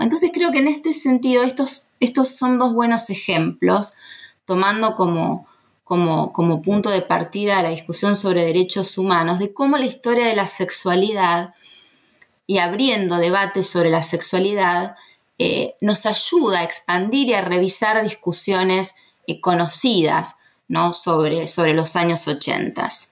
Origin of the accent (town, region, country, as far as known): Argentina